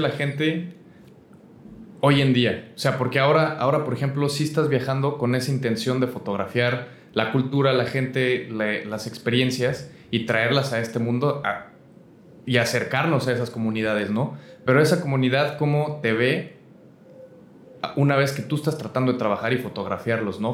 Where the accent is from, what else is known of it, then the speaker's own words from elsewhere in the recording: Aguascalientes, Mexico; moved away as an adult; que soy de Aguascalientes, este, creo que mi mentalidad mientras crecía yo allá